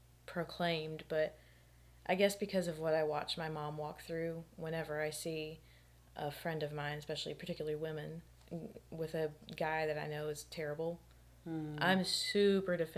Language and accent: English; North Carolina, United States; moved away as an adult; also born or lived in Iowa; I was born and raised in North Carolina